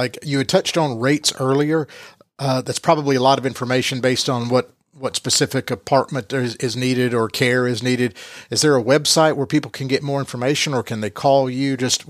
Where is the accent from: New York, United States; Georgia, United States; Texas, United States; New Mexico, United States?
Georgia, United States; Rome; That's where I was born many, many moons ago.